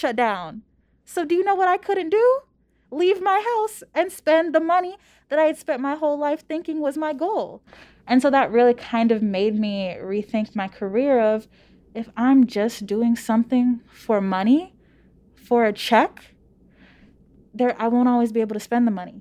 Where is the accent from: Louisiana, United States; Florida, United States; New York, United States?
Louisiana, United States; moved away as an adult; now in Palo Alto, United States; I'm from Louisiana